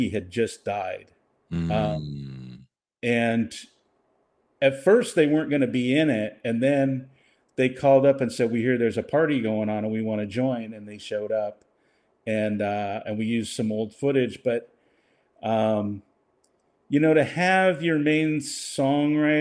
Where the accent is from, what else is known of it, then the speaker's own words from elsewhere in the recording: Seattle, Washington, United States; now in Los Angeles, United States; I grew up in Seattle